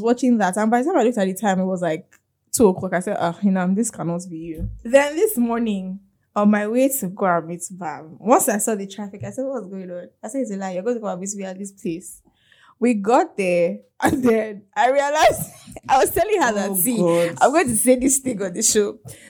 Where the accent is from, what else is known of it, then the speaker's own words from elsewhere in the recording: Nigeria; Being a Nigerian human being.